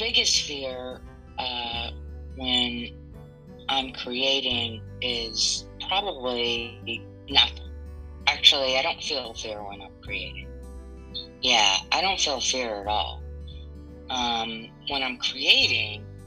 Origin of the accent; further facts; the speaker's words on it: Montgomery, Alabama, United States; also born or lived in New Orleans, Louisiana / Atlanta / Ohio / Detroit; Montgomery, Alabama, which is my hometown and where my family resides